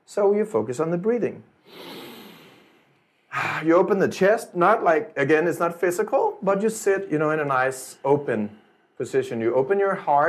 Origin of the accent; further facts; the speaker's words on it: Denmark; I'm from Denmark